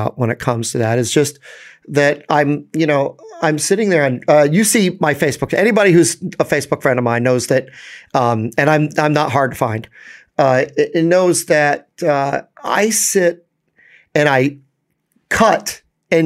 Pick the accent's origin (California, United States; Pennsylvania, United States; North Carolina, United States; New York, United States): New York, United States; As a New Yorker